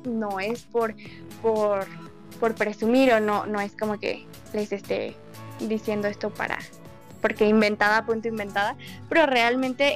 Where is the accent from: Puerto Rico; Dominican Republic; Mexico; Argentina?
Mexico